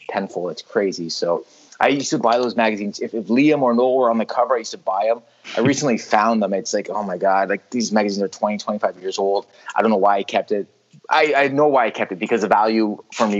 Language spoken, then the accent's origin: English; Canada; in Canada, we have a lot of English influence. The Queen's on our money, you know. The Ontario flag has a Union Jack on it